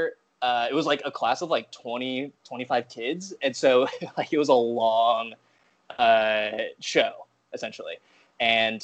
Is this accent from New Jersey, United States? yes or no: no; Nebraska, United States; I grew up in Nebraska, and there was not a lot of, there's really no comedy scene there